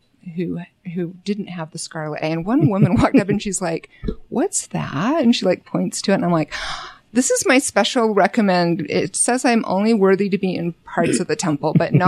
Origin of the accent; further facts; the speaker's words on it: Bountiful, Utah, United States; I grew up in Bountiful. went to Bountiful High. I went to the University of Utah.